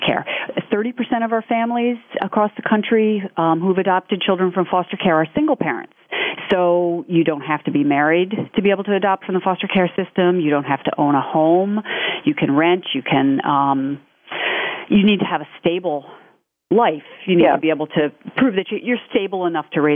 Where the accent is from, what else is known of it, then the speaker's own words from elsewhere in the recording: New York City, New York, United States; I'm from New York City